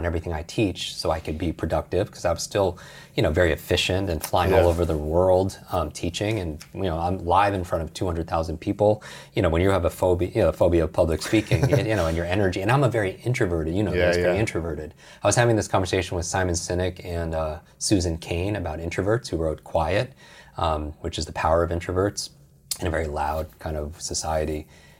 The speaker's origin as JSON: {"language": "English", "town": "Westchester", "region": "New York", "country": "United States", "tie": "born or raised there", "said": "So I grew up outside New York City in Westchester, New York, which is the home of the X-Men"}